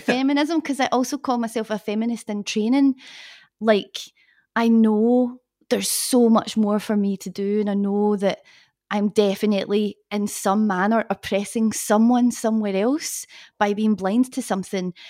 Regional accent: Glasgow, Scotland, United Kingdom; moved away as an adult; also born or lived in London; I am from Scotland, from Glasgow

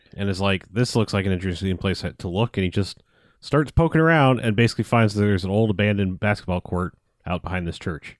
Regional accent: United States; I, I'm American.

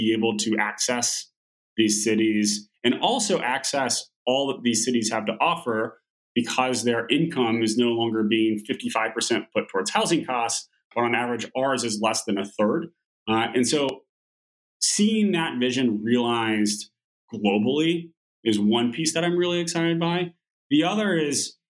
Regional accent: Oklahoma, United States; moved away; growing up in Oklahoma, very few of my friends left sort of the Oklahoma and Texas area to go to university

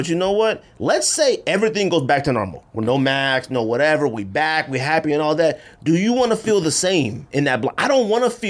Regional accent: Inglewood, California, United States; also born or lived in Oxnard, California / Bay Area, California; now in Arizona, United States; I was born in Oxnard, moved to Inglewood.

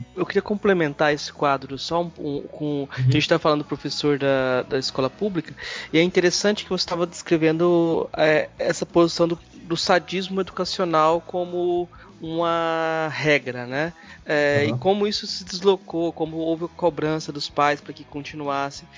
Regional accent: Goiás, Brazil; eu como goiano

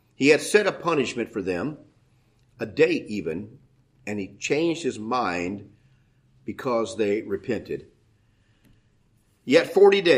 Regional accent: United States; as an American

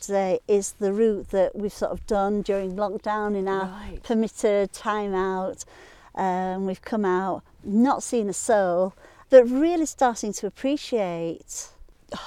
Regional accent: Sheffield, Yorkshire and the Humber, United Kingdom; moved away as an adult; also born or lived in Bradford / Louth, Lincolnshire; now in Lake District, United Kingdom; I'm a Yorkshire lass. I was born in Sheffield, born and bred in Sheffield.

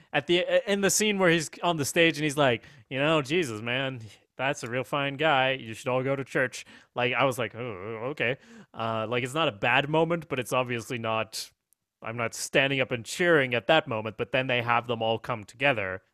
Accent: Sweden; I'm from Sweden

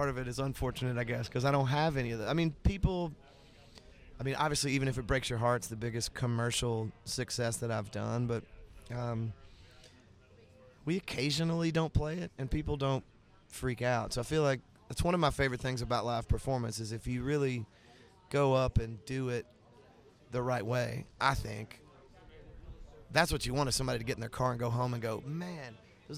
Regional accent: the South, United States; as a Southerner

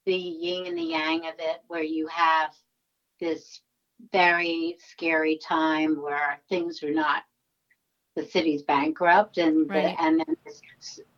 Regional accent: New York, United States; I'm born and raised in New York

